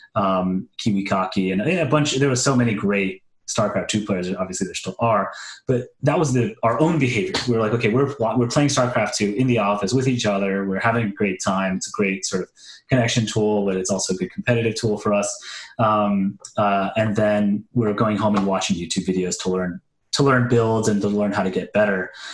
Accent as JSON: {"language": "English", "town": "New Orleans", "region": "Louisiana", "country": "United States", "tie": "born or raised there", "also_born_or_lived": "Kenner", "said": "I grew up in New Orleans, born and raised"}